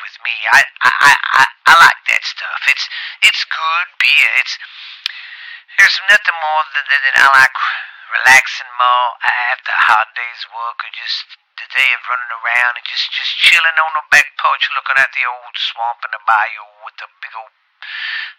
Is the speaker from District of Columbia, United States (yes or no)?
no; Louisiana, United States; I'm from Louisiana